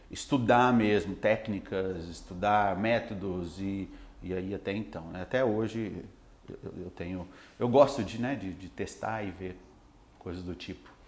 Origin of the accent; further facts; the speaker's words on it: Itumbiara, Goiás, Brazil; now in Araguari, Brazil; eu sou de Goiás sou de Tumbiara, né? Eu vim para Minas e eu estou morando em Araguari, né?